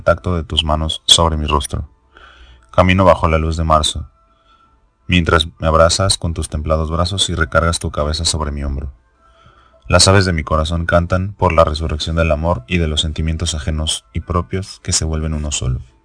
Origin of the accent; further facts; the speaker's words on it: Mexico; soy mexicano